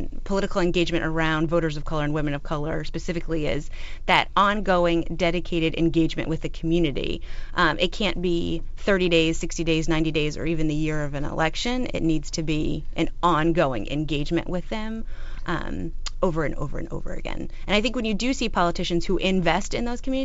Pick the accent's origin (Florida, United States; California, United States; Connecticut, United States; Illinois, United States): Florida, United States; We're both from Florida